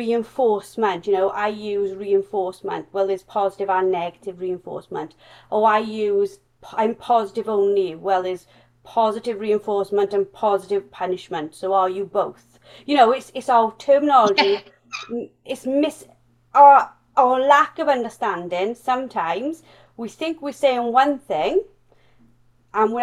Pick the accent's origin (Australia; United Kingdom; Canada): United Kingdom; Wales; accent: strong Welsh; my strong Welsh accent